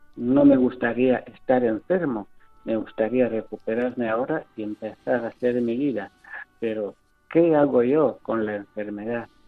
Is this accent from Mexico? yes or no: no; Equatorial Guinea; moved away as an adult; now in Spain; mi tierra de Guinea